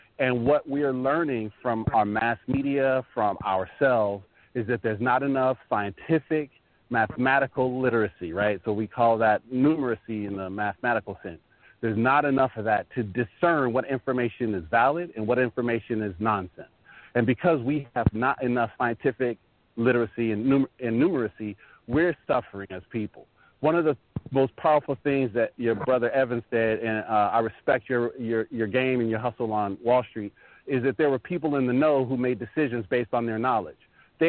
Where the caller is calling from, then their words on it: Northern Virginia, United States; calling from Northern Virginia.